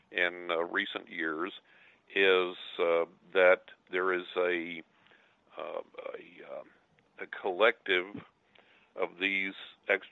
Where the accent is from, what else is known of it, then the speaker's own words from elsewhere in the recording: West Texas, United States; I'm from West Texas